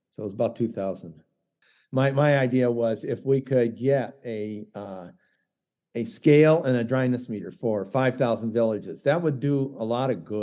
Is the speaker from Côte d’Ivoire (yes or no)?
yes; Daloa, Sassandra-Marahoué, Côte d’Ivoire; Oh, I'm from Daloa.